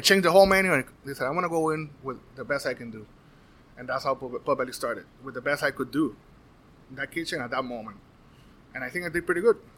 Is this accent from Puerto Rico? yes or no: yes; Puerto Rico; now in Florida, United States; born and raised in Puerto Rico.